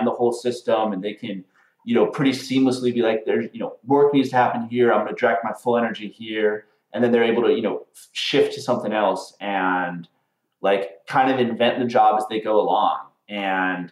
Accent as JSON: {"language": "English", "town": "Butte", "region": "Montana", "country": "United States", "tie": "born or raised there", "moved": "yes", "said": "I'm from Montana. I'm from a small town in Montana, Butte, Montana."}